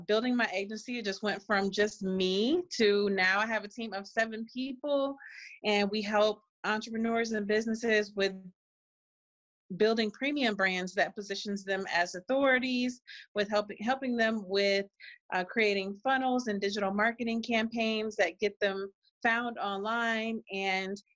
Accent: California, United States; now in Cleveland, United States; I grew up in California before we moved back here to Cleveland. I grew up and graduated from California.

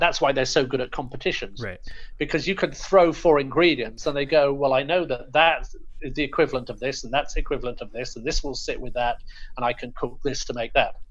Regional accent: United Kingdom; I'm obviously British, uh, British Indian or Anglo Indian

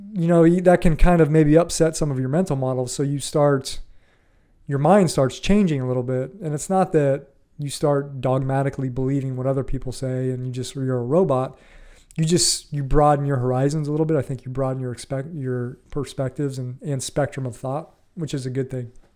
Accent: Ohio, United States; moved away as an adult; also born or lived in Florida; I grew up in Ohio in the Midwest

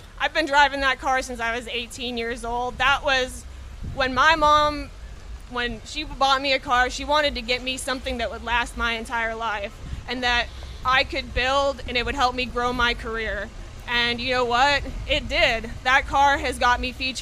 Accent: Atlantic Mine, Michigan, United States; now in Texas, United States; I'm from Upper Michigan originally. I grew up in a town called Atlantic Mine, Michigan. It's outside of Houghton, Michigan

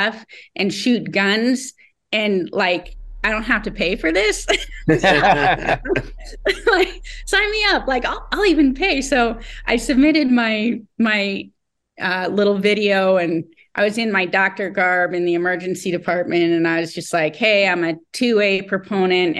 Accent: Colorado, United States; I was kind of an introvert growing up in Colorado

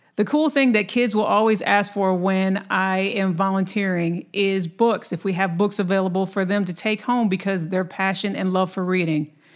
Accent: Lansing, Michigan, United States; That is also my hometown

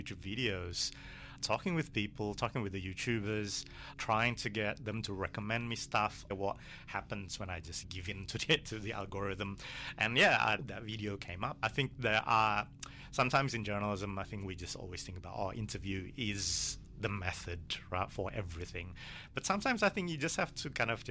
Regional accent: Bandung, West Java, Indonesia; now in Melbourne, Australia; I grew up in Bandung

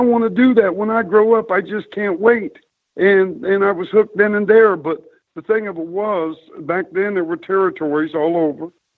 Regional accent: Chillicothe, Ohio, United States; as a six year old boy growing up in Chillicothe, Ohio

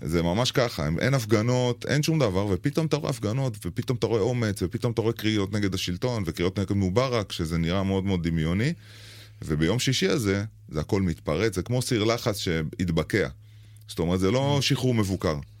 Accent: Israel; אנחנו ישראלים במצרים

